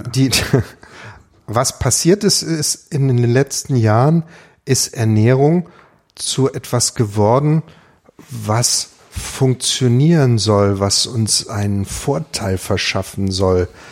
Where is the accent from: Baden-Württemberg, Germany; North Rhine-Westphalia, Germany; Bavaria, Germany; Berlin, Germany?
Baden-Württemberg, Germany; Ravensburg; das ist meine Heimatstadt